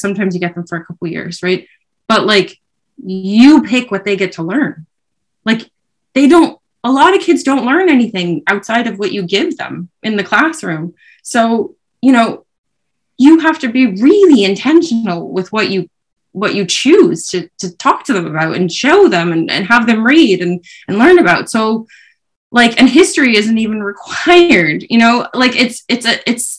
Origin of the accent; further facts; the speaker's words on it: New York, United States; moved away as an adult; now in Ireland; I'm from New York, like I'm a Yankees fan